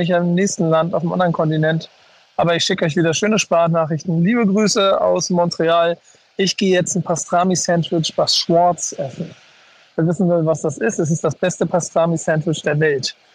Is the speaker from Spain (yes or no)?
no; Bremen, Germany; Ich freue mich da nicht nur als Bremer, sondern als Bremer ja sogar fast weniger.